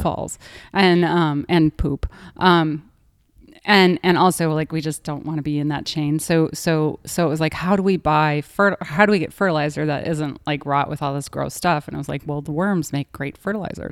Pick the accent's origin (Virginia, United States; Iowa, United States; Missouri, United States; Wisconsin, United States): Wisconsin, United States; I grew up in Wisconsin